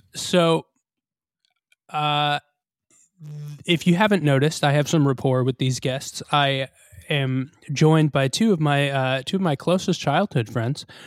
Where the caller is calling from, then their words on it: Coventry, Rhode Island, United States; I'm calling in from Coventry, Rhode Island